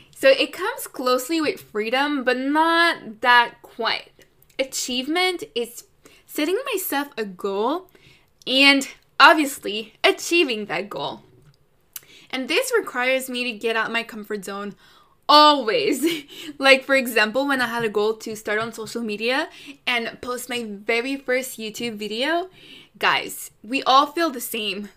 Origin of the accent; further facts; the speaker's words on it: Canada; I'm Canadian